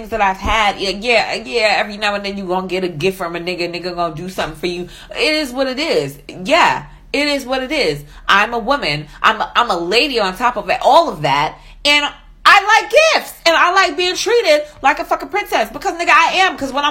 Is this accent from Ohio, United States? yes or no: no; New York, United States; now in Atlanta, United States; I'm from New York